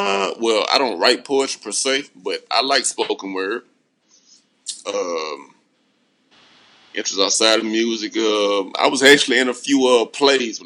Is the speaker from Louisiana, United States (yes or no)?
yes; Baton Rouge, Louisiana, United States; coming from Baton Rouge, Louisiana. I mean, I would never shoot down my hometown